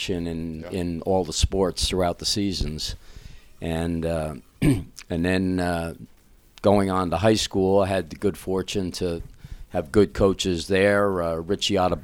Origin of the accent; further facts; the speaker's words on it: East Orange, New Jersey, United States; Clifford Scott High School in East Orange, a town we grew up